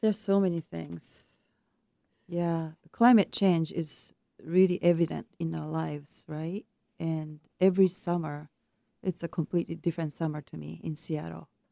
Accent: Japan; moved away; my home country of Japan

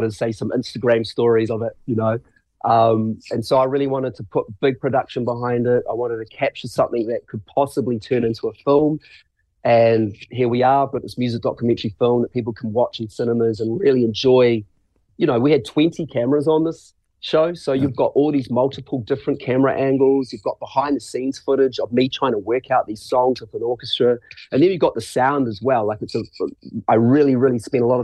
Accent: Christchurch, Canterbury, New Zealand; growing up in Christchurch, watching bands and watching acts

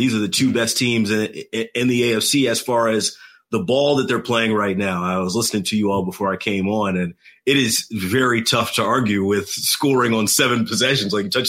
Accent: Atlanta, Georgia, United States; now in Kansas City, United States; I'm a new guy, not from Kansas City originally. I'm actually from the Atlanta area originally.

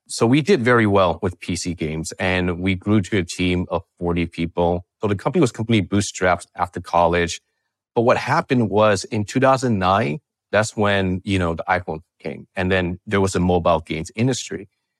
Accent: California, United States; You know, I grew up in the Bay Area. And my parents were immigrants and they worked really hard.

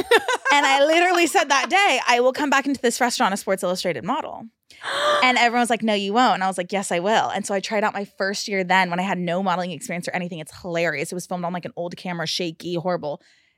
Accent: California, United States; Bay Area, Northern California.

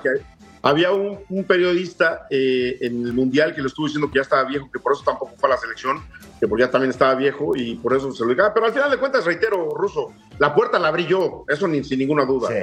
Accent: Mexico

